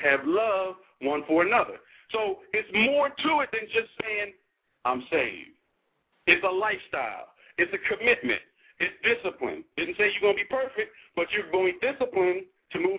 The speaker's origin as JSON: {"language": "English", "region": "New Jersey", "country": "United States", "moved": "yes", "lives_now": "Arlington, Texas, United States", "said": "I'm from Jersey."}